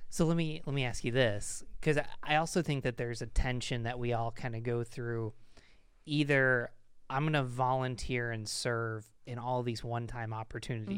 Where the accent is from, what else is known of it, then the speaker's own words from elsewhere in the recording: United States; also born or lived in Pennsylvania / Rochester; I'm an American